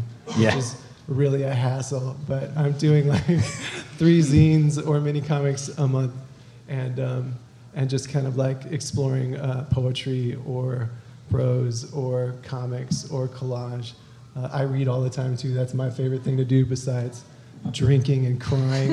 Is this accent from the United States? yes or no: yes; the Ozarks, United States; I'm from the Ozarks